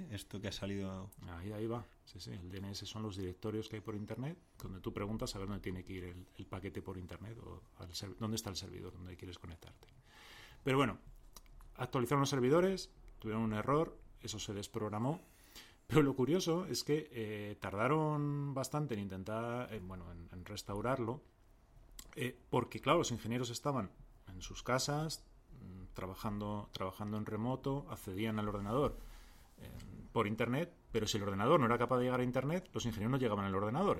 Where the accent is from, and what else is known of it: Madrid, Community of Madrid, Spain; accent: Madrid accent